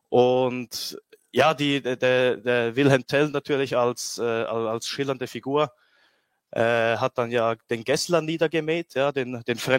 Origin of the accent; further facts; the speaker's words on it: Switzerland; weil als Schweizer im Ausland, also ich bewege mich dann ja immer unter Rechten oder Patrioten und dann ist man meistens äh, ja, hat man diese exotische Herkunft